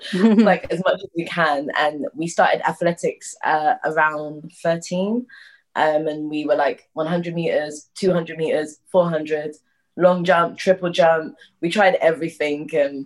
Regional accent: London, United Kingdom; And we're twin sisters. We are from London, born and raised. Our parents are from Barbados.

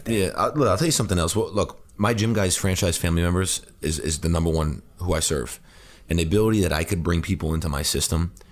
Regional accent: New Hyde Park, New York, United States; I grew up in New Hyde Park in, on Long Island.

